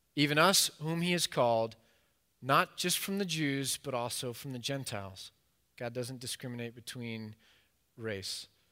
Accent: United States; as an American

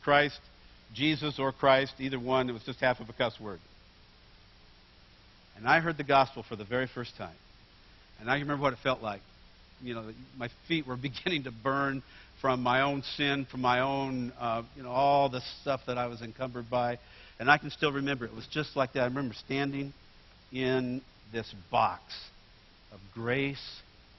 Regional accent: Bakersfield, California, United States; moved away; also born or lived in Oregon; I grew up in Bakersfield, California

